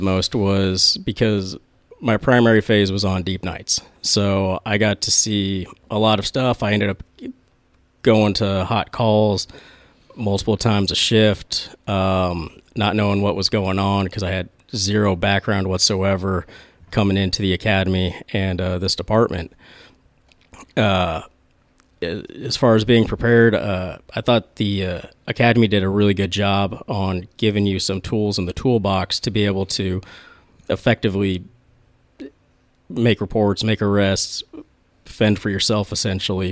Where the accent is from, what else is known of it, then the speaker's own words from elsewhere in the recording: Flower Mound, Texas, United States; also born or lived in Midway City, California; I ended up moving over to Flower Mound, Texas. After that, I spent there all the way through elementary, middle, high school